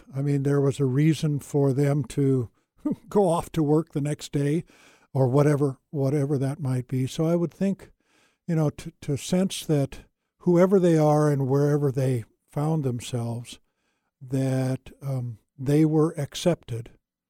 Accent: India; I grew up in India and played with Indian kids, and color made no difference.

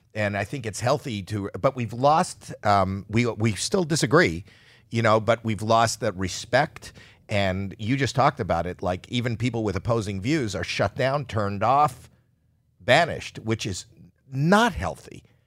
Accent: Canada; moved away as an adult; now in United States; I'm from Canada, And I came to America

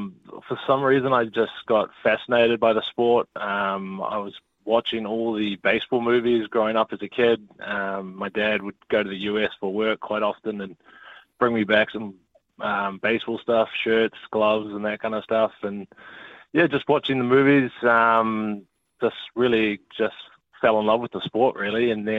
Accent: Hauraki, Auckland, New Zealand; So I've born and raised in Halepakaranga, went to school out here, and yeah, played for the local club my whole life.

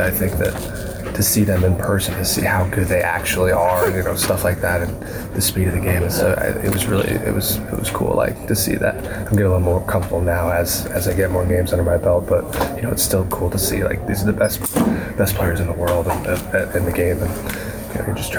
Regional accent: Yorba Linda, California, United States; moved away as an adult; also born or lived in Newport Beach, California; now in Orlando, United States; I was born in Newport Beach. I grew up in North Orange County in Yorba Linda.

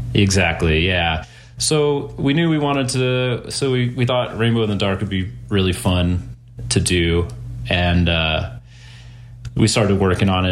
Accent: North Texas, United States; moved away as an adult; now in Denver, United States; I'm from North Texas originally. And I moved to Denver about, God, eight plus years ago

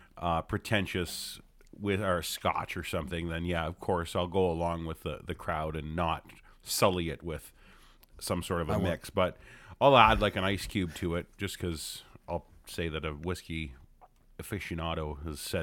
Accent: Hamilton, Ontario, Canada; I'm born Hamilton. And raised in Hamilton

